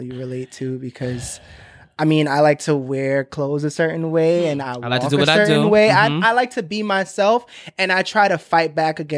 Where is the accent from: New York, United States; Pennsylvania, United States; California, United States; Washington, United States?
New York, United States; New York City; also born or lived in Bronx, New York; where I'm from Crown Heights, Brooklyn, and it's super gentrified now